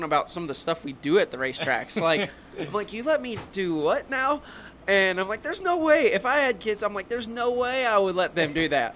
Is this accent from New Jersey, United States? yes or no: no; Louisville, Kentucky, United States; moved away; also born or lived in North Carolina; We come from Louisville, Kentucky